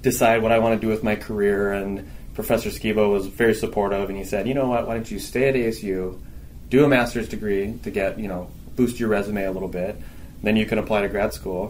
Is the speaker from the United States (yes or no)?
yes; Phoenix, Arizona, United States; I'm actually from Arizona. I went to high school at Mountain Point High School in Ahwatukee